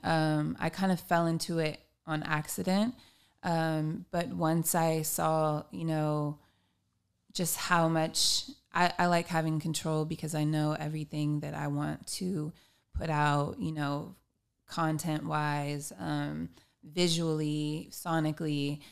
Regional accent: Long Beach, California, United States; I am a musician from Long Beach, California.

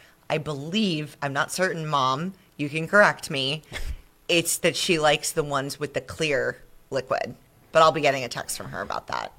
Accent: Long Island, New York, United States; accent: Long Island; now in Finger Lakes, United States; Do you hear my Long Island accent there?

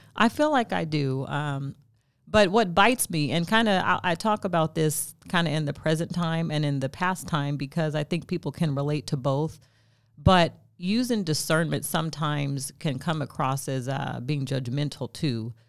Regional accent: Stockton, California, United States; also born or lived in Sacramento, California; I'm from Stockton, California

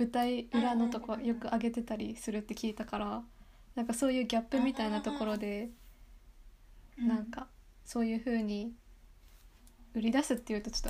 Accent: Yamagata, Japan; 私の出身地山形県の方言で聞いてくださいの意味です

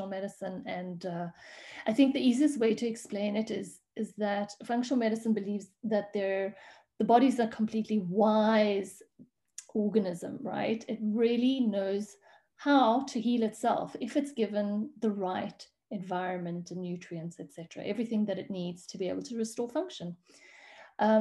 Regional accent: South Africa; moved away as an adult; now in Switzerland; I'm actually a South African, and I moved away from South Africa about 13 years ago

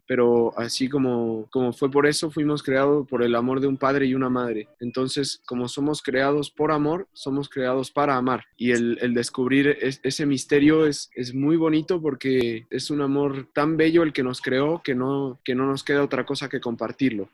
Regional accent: Mexico City, Mexico; also born or lived in San Luis Potosí; now in Santiago, Chile; yo soy mexicano, soy de, la Ciudad de México y hace bastantes años me mudé a San Luis

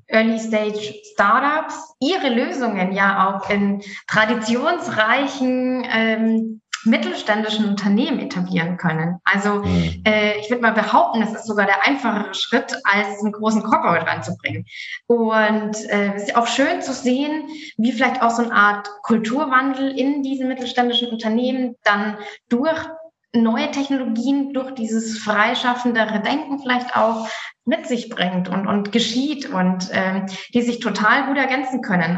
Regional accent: Germany; bei uns in Deutschland

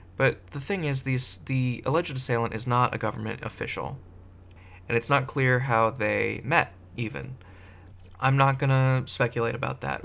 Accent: Silicon Valley, California, United States; I grew up in Silicon Valley area.

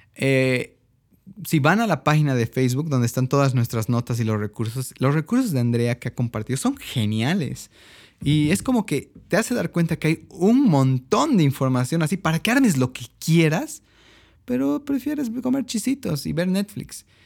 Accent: Bolivia

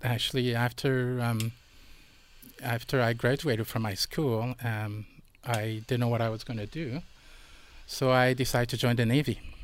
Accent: Montreal, Quebec, Canada; moved away; I was born and raised in Montreal

